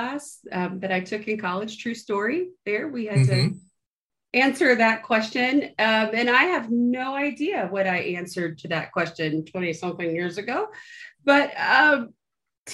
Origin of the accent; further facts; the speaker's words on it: Moultrie, Georgia, United States; I was born in South Georgia in a town called Moultrie